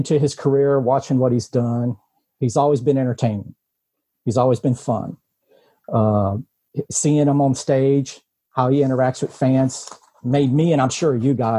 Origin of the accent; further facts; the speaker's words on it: Lake Charles, Louisiana, United States; I'm from Lake Charles. Self-employed, own Paper Heroes in Lake Charles, a comic book gaming store.